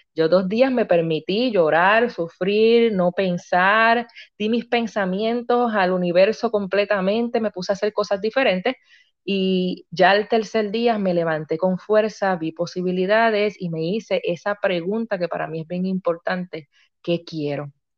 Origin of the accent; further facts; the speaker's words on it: Río Grande, Puerto Rico; soy natural de Río Grande, Puerto Rico